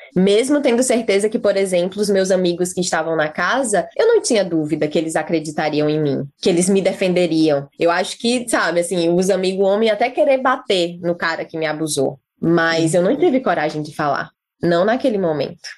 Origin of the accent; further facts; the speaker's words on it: Fortaleza, Ceará, Brazil; moved away as an adult; now in New Zealand; Eu nasci em Fortaleza, já estava ali na capital